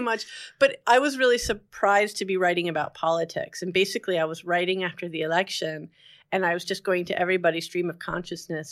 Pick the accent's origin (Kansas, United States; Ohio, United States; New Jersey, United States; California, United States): New Jersey, United States; Englewood; also born or lived in Montclair, New Jersey; I'm from Englewood, New Jersey